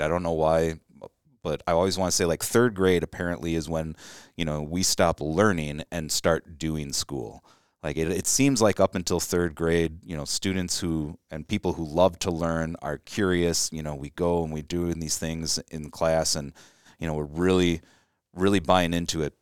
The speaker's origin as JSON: {"language": "English", "town": "Chicago", "region": "Illinois", "country": "United States", "tie": "born or raised there", "said": "I grew up around Chicago"}